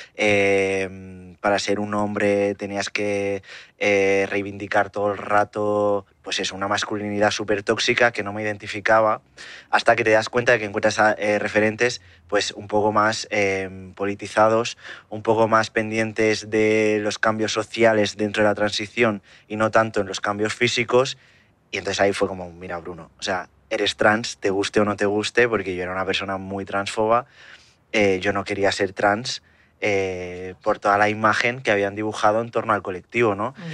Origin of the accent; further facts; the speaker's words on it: Barcelona, Catalonia, Spain; now in Terrassa, Spain; yo soy de Barcelona, vivo en Tarrasa, que es una ciudad que está muy cerca